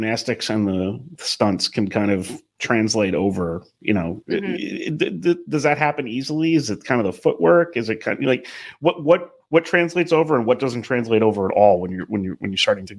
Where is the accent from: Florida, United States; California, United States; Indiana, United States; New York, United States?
New York, United States; Long Island; moved away; we're from pretty much the same part of Long Island